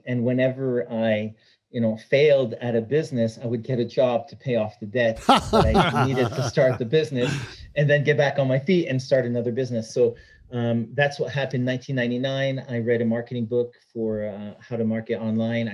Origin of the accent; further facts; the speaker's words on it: Montreal, Quebec, Canada; now in Alberta, Canada; I was born in Quebec. I was born in Montreal. And now I live in Alberta, Canada